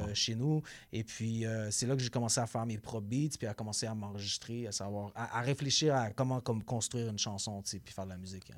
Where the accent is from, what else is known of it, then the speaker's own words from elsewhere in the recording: Gatineau, Quebec, Canada; moved away; also born or lived in Montreal; J'ai grandi, j'ai grandi en Outaouais.